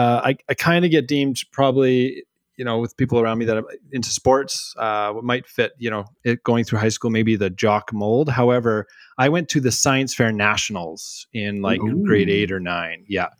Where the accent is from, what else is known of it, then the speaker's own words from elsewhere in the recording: Smithers, British Columbia, Canada; I grew up in Smithers, BC